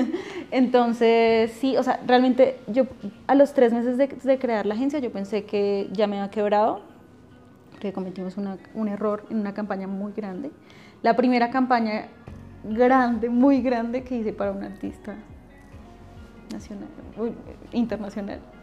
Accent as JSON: {"language": "Spanish", "town": "Funza", "region": "Cundinamarca", "country": "Colombia", "tie": "born or raised there", "also_born_or_lived": "Bogotá", "said": "nací en Bogotá, pero viví en Funza como hasta los 22, 23 años."}